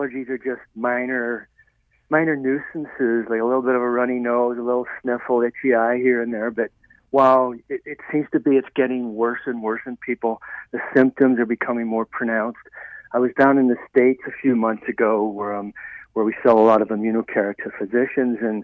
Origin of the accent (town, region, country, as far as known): Ireland; born or raised there